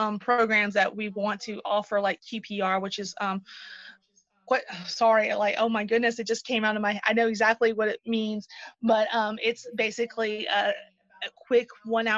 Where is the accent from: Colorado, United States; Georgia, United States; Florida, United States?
Georgia, United States; Moultrie; my hometown